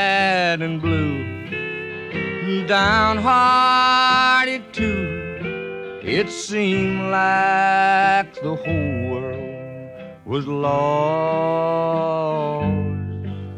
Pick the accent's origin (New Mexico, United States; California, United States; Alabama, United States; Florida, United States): Alabama, United States; Start off this morning with a tune I wrote about my home state down here in Alabama.